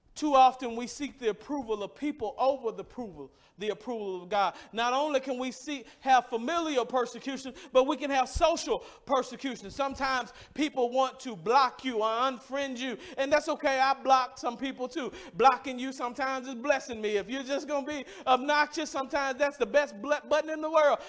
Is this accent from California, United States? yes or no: no; Mississippi, United States; I grew up in Mississippi, and I, I, grew up at a church